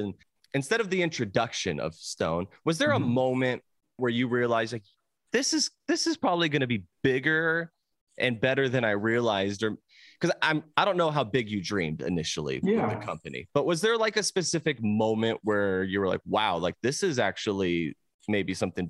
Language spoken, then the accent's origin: English; Vista, California, United States; I grew up in Vista.